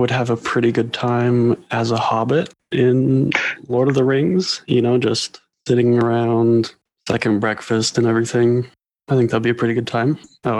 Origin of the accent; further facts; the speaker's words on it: Florida, United States; accent: Southern; I grew up in Florida, so I got a little bit of the Southern dialect, I guess.